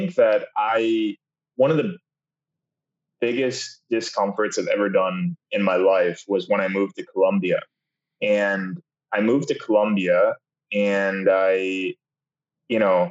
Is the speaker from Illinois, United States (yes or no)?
yes; suburbs of Chicago, Illinois, United States; a kid from the suburbs of Chicago